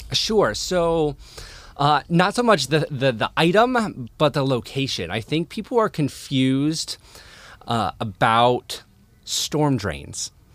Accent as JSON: {"language": "English", "town": "Ravenna", "region": "Ohio", "country": "United States", "also_born_or_lived": "Defiance, Ohio / Cincinnati, Ohio / Cleveland, Ohio", "moved": "as an adult", "lives_now": "Toledo, United States", "said": "I am from Ravenna, Ohio"}